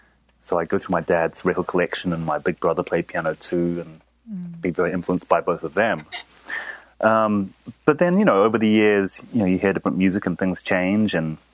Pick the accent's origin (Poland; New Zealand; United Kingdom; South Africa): New Zealand; also born or lived in Japan; I'm originally from New Zealand. I'm half Japanese, half New Zealand. So I grew up in between those two countries pretty much.